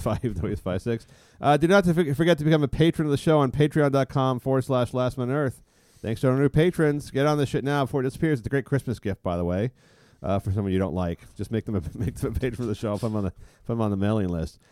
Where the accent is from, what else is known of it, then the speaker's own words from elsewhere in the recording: San Francisco, California, United States; growing up in San Francisco, we had no gay, officially gay people in high school